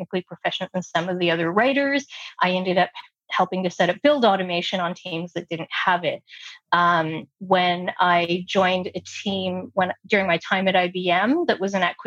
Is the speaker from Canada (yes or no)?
yes; Toronto, Ontario, Canada; first language English; growing up in Toronto, we have a really diverse population